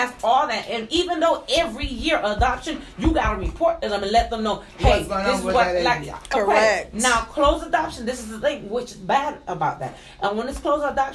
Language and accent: English; New York, United States; moved away as an adult; also born or lived in Trinidad; now in Miami, United States; I'm from Trinidad, but I was raised in New York